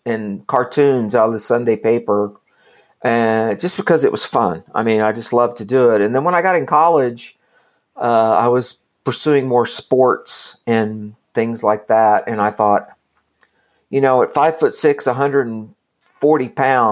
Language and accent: English; Kingfisher, Oklahoma, United States; I grew up kind of in rural Oklahoma, a little town called Kingfisher